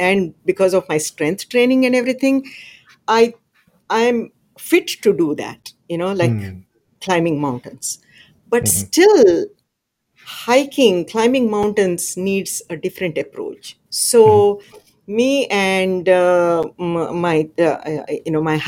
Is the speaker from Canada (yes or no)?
no; India; now in Texas, United States; I grew up in a small village back in India, and my home was surrounded by mountains, and I come from the Sahyadri mountain range